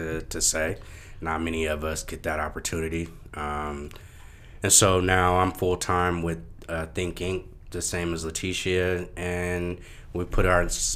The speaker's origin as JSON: {"language": "English", "town": "Oakland", "region": "California", "country": "United States", "tie": "born or raised there", "said": "growing up in Oakland"}